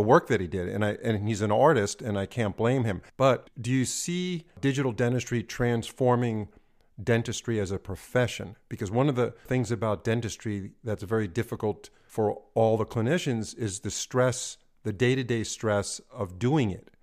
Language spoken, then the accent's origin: English; New York, United States; moved away; also born or lived in California; I was born and raised in New York.